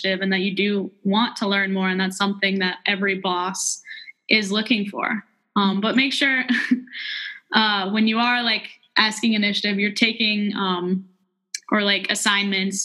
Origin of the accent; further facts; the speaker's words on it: Christiansburg, Virginia, United States; I was from Christiansburg